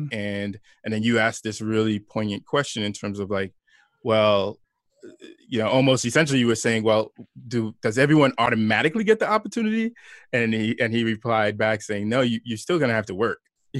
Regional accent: Brooklyn, New York, United States; born there; also born or lived in Long Island; My parents are from Haiti. I was born here in Brooklyn, New York. And yeah, after being there, we moved to Long Island.

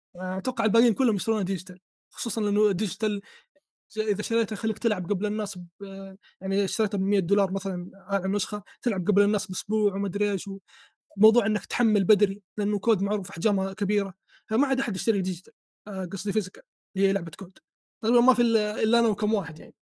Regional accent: Saudi Arabia; عندنا في السعوديه

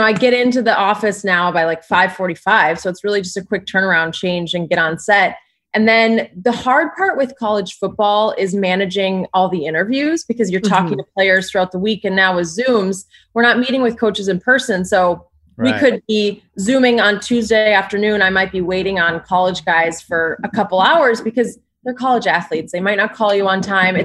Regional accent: Minnesota, United States; moved away as an adult; now in California, United States; I'm from Minnesota. I'm basically Canadian

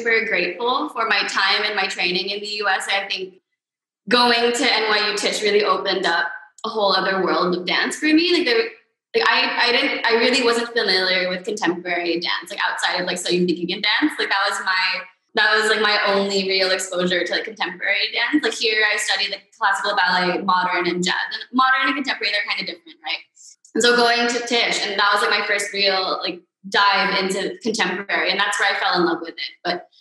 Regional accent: Manila, Metro Manila, Philippines; also born or lived in United States / New York; I was born in the U.S., but I grew up here.

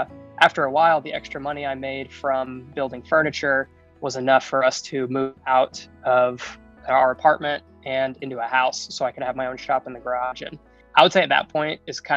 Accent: Kentucky, United States; now in Las Vegas, United States; I'm from Kentucky. I'm from the South. I live in Southern Nevada

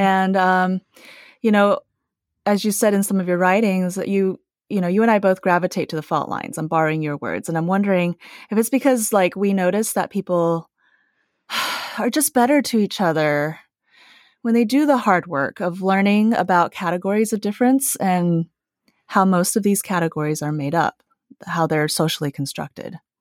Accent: United States; also born or lived in Taiwan / Utah / California / Los Angeles; I was five when I immigrated to the U S, and I grew up in Utah and California

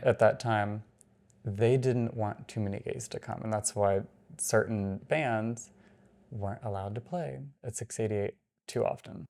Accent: Atlanta, Georgia, United States; I'm from Atlanta.

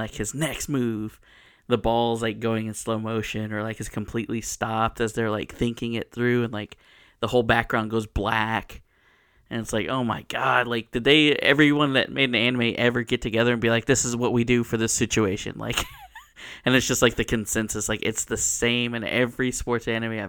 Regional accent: United States; But it was funny because it was a Japanese anime and I'm watching it in Spanish in Mexico, like as an American.

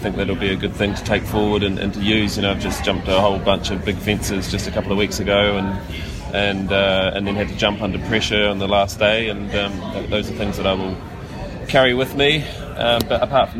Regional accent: New Zealand; as a Kiwi nation

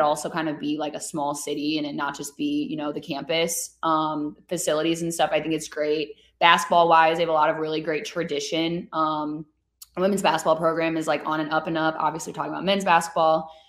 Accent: Chicago, Illinois, United States; we're both from Chicago

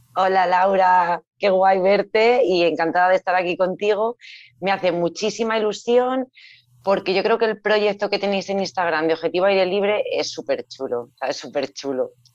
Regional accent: Salamanca, Castile and León, Spain; soy de Salamanca, entonces por la proximidad a Portugal sí que es cierto que ahí con mis padres había ido pues en varias ocasiones

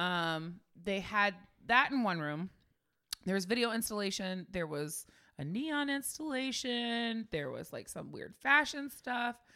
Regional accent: Bay Area, California, United States; we grew up in the Bay Area

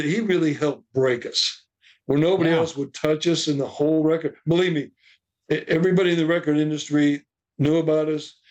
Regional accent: Akron, Ohio, United States; moved away; also born or lived in Phoenix, Arizona; we're both from Akron, Ohio

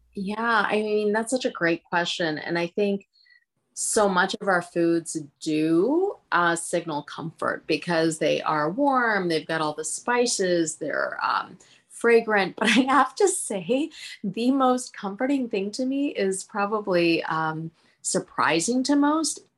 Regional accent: Philadelphia, Pennsylvania, United States; first language Hindi; English is a second language; also born or lived in India / Punjab; I'm from Philadelphia

